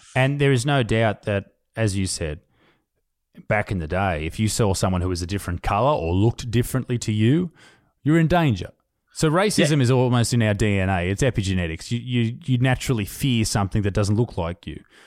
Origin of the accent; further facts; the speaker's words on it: Australia; We are we are Australian